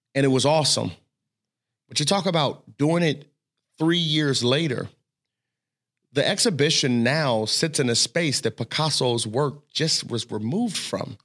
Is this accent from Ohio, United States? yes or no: yes; Cincinnati, Ohio, United States; I grew up in Cincinnati